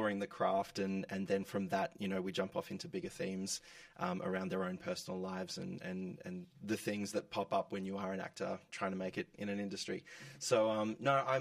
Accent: Geelong, Victoria, Australia; moved away; coming from a regional town, I'm from Geelong

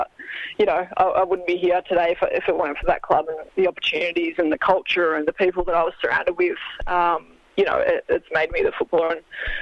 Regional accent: Mildura, Victoria, Australia; now in Geelong, Australia; I grew up in Mildura

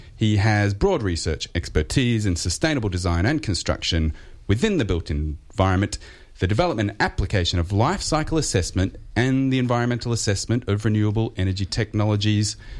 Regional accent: Australia; Australian households

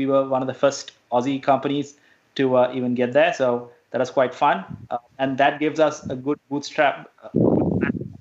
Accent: Sri Lanka; now in Australia; I'm originally from Sri Lanka

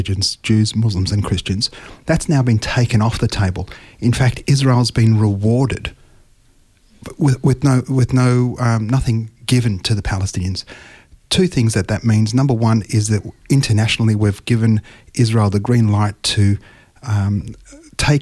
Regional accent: Australia; I'm an Australian, I was born here, my children are born here

